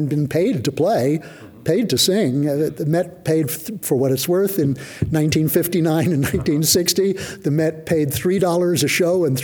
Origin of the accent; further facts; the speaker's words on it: New York, United States; moved away as an adult; also born or lived in Honolulu; now in Big Island, Hawaii, United States; I grew up in Manhattan